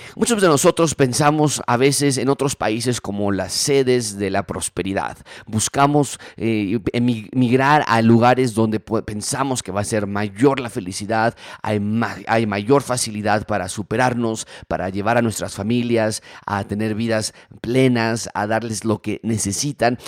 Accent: Mexico; nuestra cultura mexicana

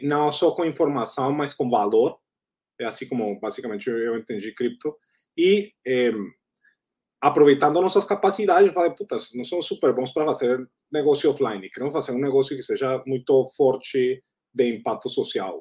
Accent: Colombia; Portuguese is a second language; moved away; also born or lived in United States / Southeast Asia; sou da Colômbia

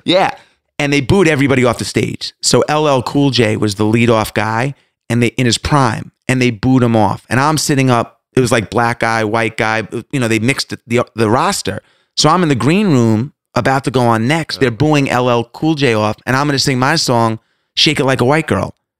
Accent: Long Island, New York, United States; now in Atlanta, United States; I grew up in Long Island

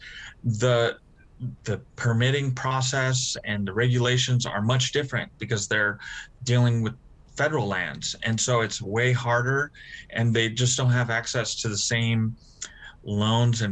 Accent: Nampa, Idaho, United States; my hometown of Nampa

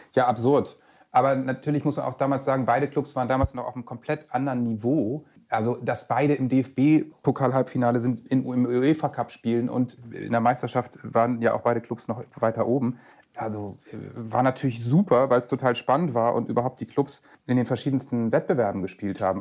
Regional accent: Bassum/Bobswede near Bremen, Lower Saxony, Germany; gebürtig in Bremen, aufgewachsen in Bobswede bei Bremen

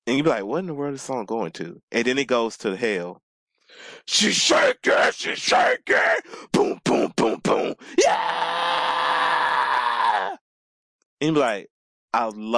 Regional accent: the South, United States; moved away; I'm from the South

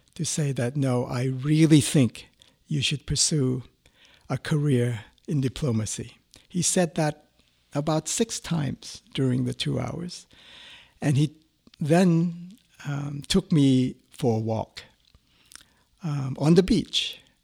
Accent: Thailand; moved away as an adult; I was a student from Thailand

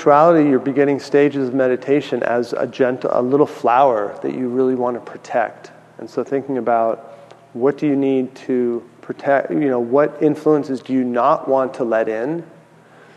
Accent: San Francisco, California, United States; also born or lived in San Diego; I grew up in San Francisco, so I went to college in San Diego

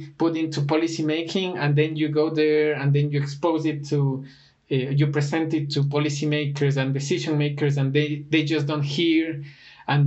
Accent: Ecuador; Ecuador is one of my favorite destinations as well, even though it is my home country

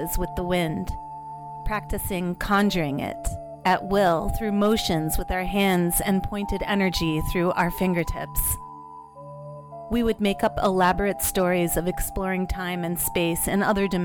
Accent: Texas, United States; growing up in Texas in the 1970s

